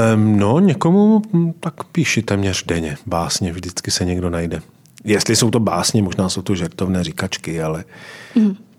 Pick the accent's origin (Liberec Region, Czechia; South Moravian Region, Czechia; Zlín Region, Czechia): Zlín Region, Czechia; Valašské Meziříčí; moved away; Tak nejsilnější určitě je krajina, ve které jsem vyrůstal, to je Valašsko. A já jsem z Valeského Meziříčí